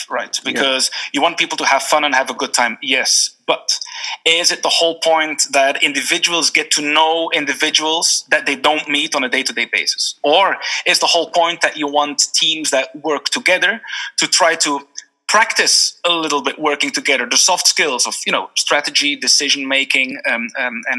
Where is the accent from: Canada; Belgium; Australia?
Belgium; moved away as an adult; also born or lived in Geneva, Switzerland / Singapore; now in Dublin, Ireland; I'm from Belgium originally